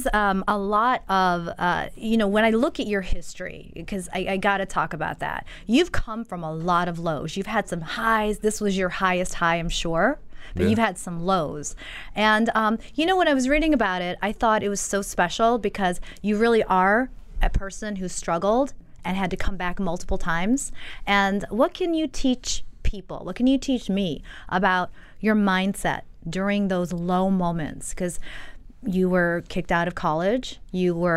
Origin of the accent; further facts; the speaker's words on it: Michigan, United States; now in New York, United States; I'm from Michigan